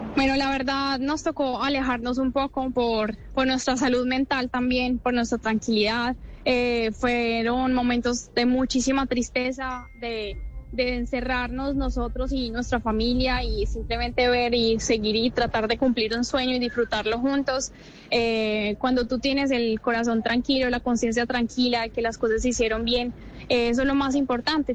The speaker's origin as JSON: {"language": "Spanish", "country": "Colombia", "said": "nuestro país"}